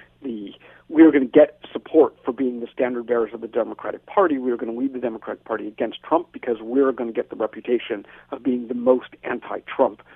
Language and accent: English; United States; now in Canada; I'm sitting here as an American in Canada